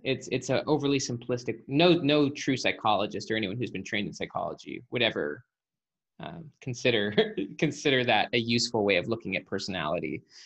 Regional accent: Salt Lake City, Utah, United States; moved away; Salt Lake City.

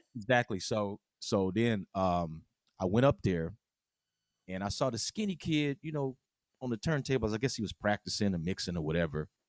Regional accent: West Coast, United States; we're from the West Coast

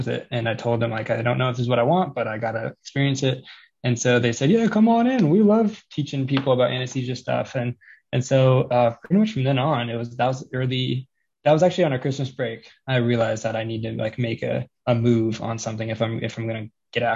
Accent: Colorado, United States; I'm from Colorado

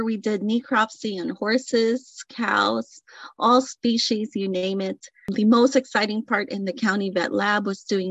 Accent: Philippines; moved away as an adult; now in California, United States; I am originally from the Philippines. I migrated to the U.S., California specifically, around 28 years ago.

